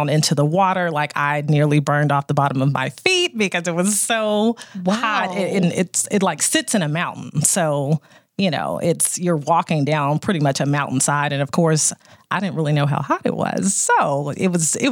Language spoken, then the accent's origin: English; Texas, United States; us as Americans or even Texans